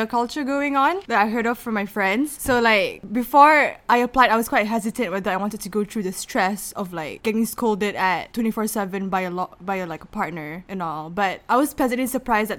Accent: Kuala Lumpur, Malaysia; moved away as an adult; now in Durham, United Kingdom; I'm born and raised in KL.

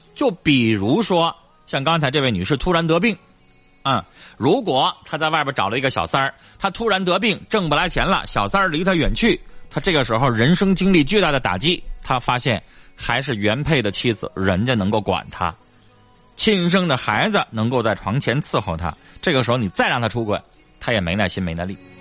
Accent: Northeast China, China; 这个是我们东北常见病

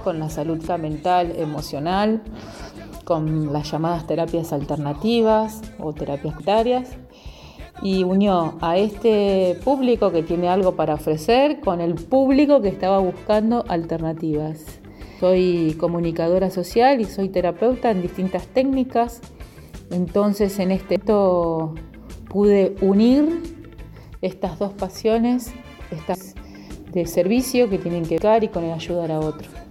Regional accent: Santa Fe, Argentina; soy de acá, de Santa Fe

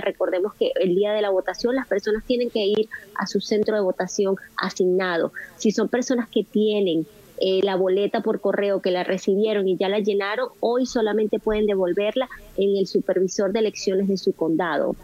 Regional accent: Venezuela; now in United States; nosotros los venezolanos dejamos en nuestro país

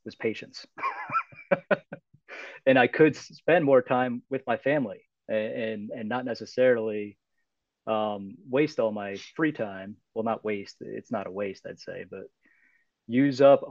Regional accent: United States; also born or lived in New York / New Jersey; I grew up in New York and New Jersey

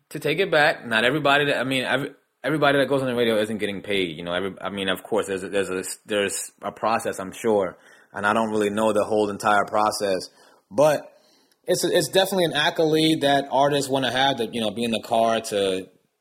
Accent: New Jersey, United States; I'm from Jersey

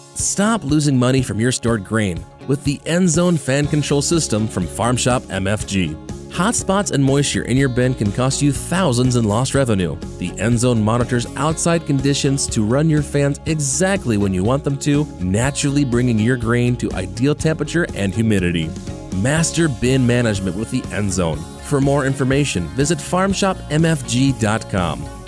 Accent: Midwest, United States; moved away as an adult; now in North Carolina, United States; I grew up in the Midwest, and coming down here

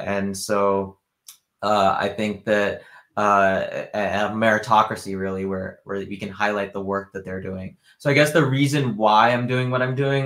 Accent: the Bay Area, California, United States; now in Wisconsin, United States; I grew up in the Bay Area. I was born in Wisconsin. I live in Wisconsin now. But I've traveled a lot. So I've traveled 45 countries

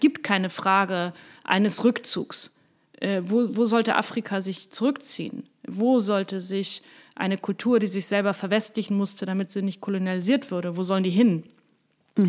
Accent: Hamburg, Germany; moved away; also born or lived in Bernkastel-Kues / Koblenz; Ich komme aus Hamburg, ich bin in einer mittelständischen Familie aufgewachsen

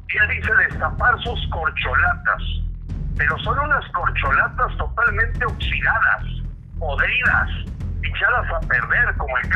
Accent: Mexico; ¿Cuándo va a ser la pelea del Canelo, que somos los mexicanos, contra este gobierno comunista?

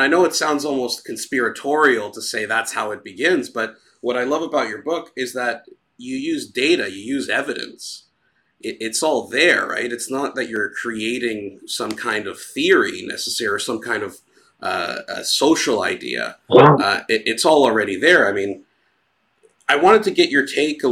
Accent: Greece; moved away; I myself, I'm from Greece, I grew up in Greece

